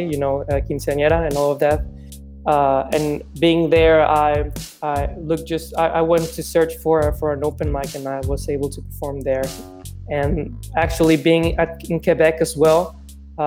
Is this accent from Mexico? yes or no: yes; Mexico; English is a second language; also born or lived in Chicago, United States; Growing up here in Mexico